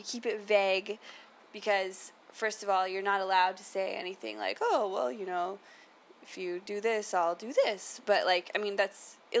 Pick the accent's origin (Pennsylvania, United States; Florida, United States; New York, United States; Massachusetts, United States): Florida, United States; now in San Francisco, United States; And I'm from Florida originally.